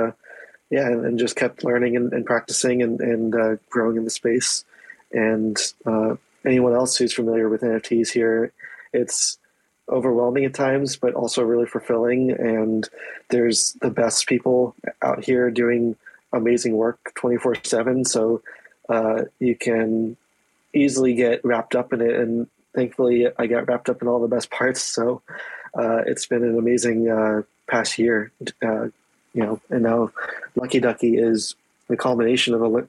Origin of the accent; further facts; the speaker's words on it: East Coast, United States; grew up in East Coast